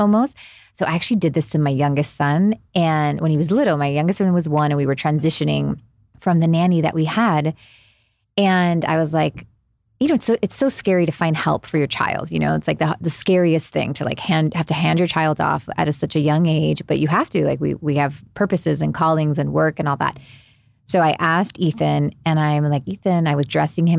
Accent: Miami, Florida, United States; moved away; also born or lived in New Jersey; I'm originally from Miami, grew up there

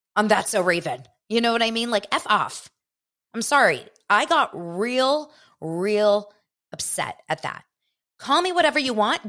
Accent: Los Angeles, California, United States; I grew up here in Los Angeles.

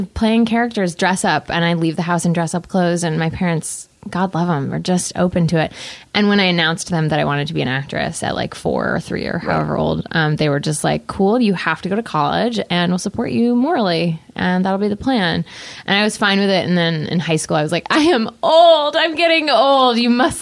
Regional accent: Connecticut, United States; I grew up in Connecticut

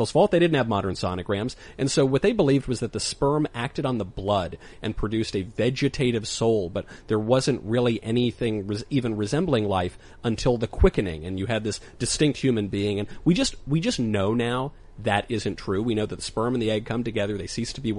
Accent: New York, United States; I grew up in New York, surrounded by liberals

